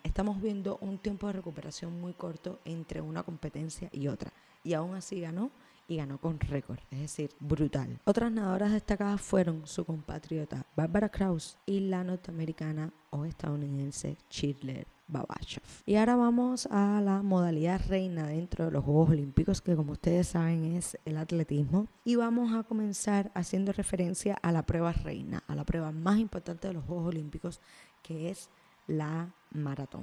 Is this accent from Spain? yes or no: no; Cuba